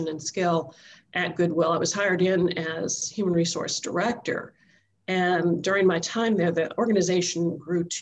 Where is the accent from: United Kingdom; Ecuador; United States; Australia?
United States; Chicago, Illinois; moved away as an adult; also born or lived in Nashville, Tennessee; originally from Chicago area, right near Donna. We grew up blocks apart